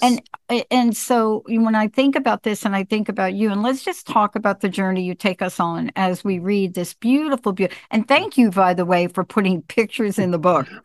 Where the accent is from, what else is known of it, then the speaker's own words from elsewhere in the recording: New York City, New York, United States; as a young kid growing up in the mm. projects growing up in the Bronx